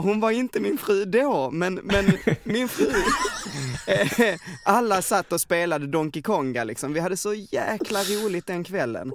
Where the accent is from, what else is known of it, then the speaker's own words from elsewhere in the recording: Veberöd, Skåne, Sweden; also born or lived in Stockholm; jag kom hem från Stockholm Eh, hem till Veberöd